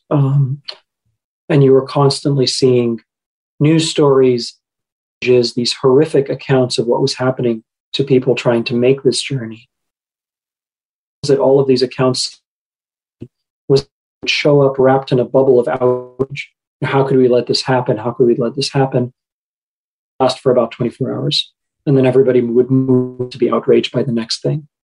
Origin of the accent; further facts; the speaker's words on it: Qatar; I grew up in Qatar uh, at the time, and I suspect this is still the case today. 90% of the population of Qatar is non Qatari.